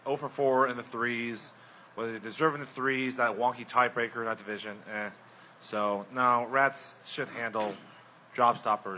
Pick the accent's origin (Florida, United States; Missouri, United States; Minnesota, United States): Missouri, United States; Excelsior Springs; My hometown Excelsior Springs has...